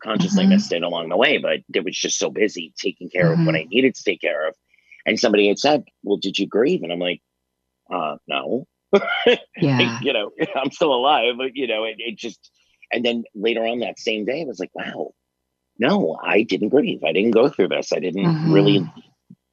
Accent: New York City, New York, United States; born and raised in Staten Island

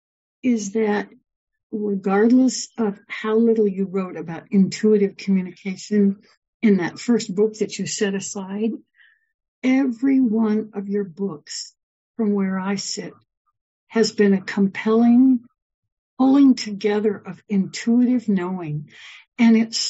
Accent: Portland, Oregon, United States; I grew up in Portland, Oregon

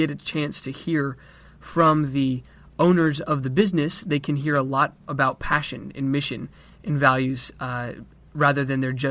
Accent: Colorado Springs, Colorado, United States; moved away as an adult; now in Texas, United States; I am from Colorado Springs, Colorado, but I'm currently in Texas getting my bachelor's degree

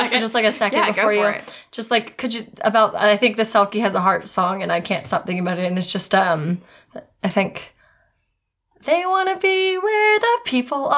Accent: Clarke County, Virginia, United States; I live in Clark County, or I'm from Clark County

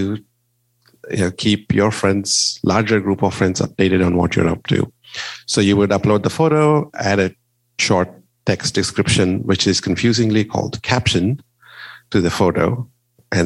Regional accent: India; moved away; I am originally from India. My parents and most of my family live there

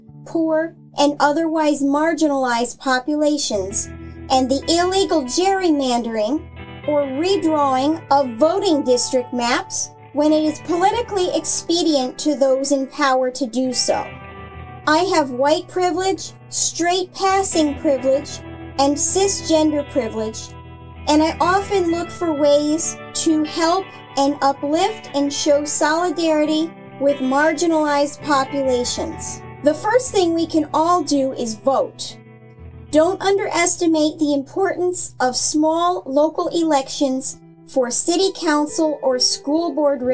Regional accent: Florida, United States; I was born and raised in Florida

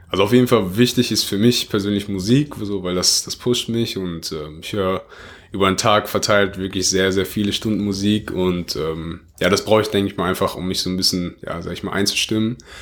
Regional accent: Oberhausen, North Rhine-Westphalia, Germany; bei uns in Oberhausen, also das ist da, wo ich halt herkomme.

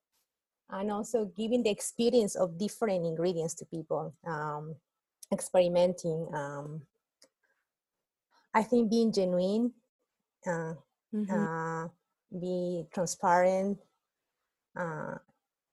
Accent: Cusco, Peru; now in United States; business in my hometown in Cusco

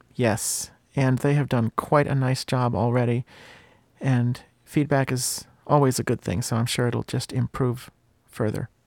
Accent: Bristol, United States; my hometown is, uh, is, Bristol

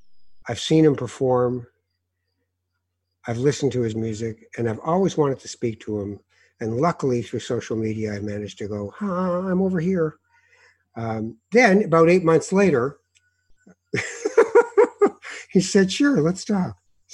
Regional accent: Morocco; We came from Morocco. We're killing ourselves here, and you're going to be a what?

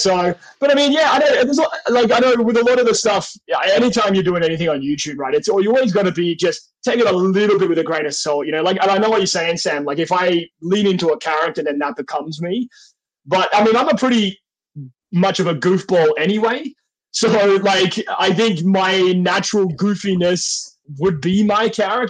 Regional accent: Australia; I think my accent, because I come like from where I come from in Australia, I always say like we're the more like civilized part of Australia.

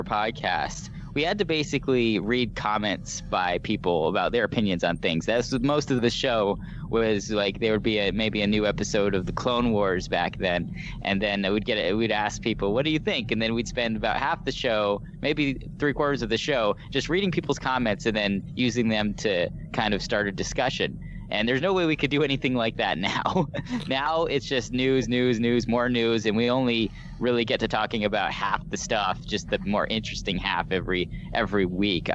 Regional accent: Minnesota, United States; I grew up in Minnesota

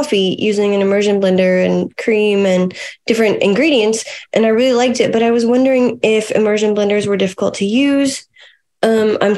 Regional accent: Tennessee, United States; I'm from Tennessee

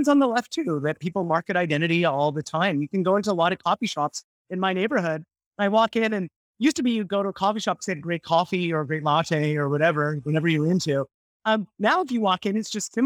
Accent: Canada; now in New York, United States; I'm from Canada. And I was a kid when they won the World Series

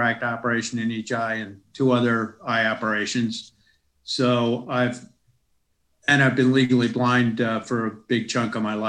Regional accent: United States; moved away as an adult; now in Melbourne, Australia; I grew up and lived most of my life in the United States

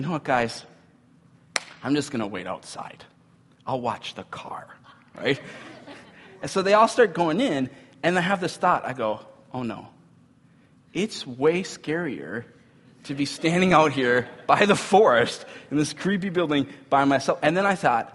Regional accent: Cambridge, Minnesota, United States; I grew up in Cambridge, Minnesota

